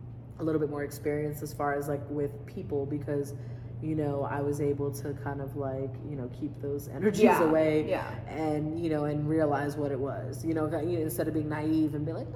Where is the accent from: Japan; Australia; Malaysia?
Japan; I grew up in Japan, on a military base. So it's like, I'm so used to being in a foreign country, being around foreign people.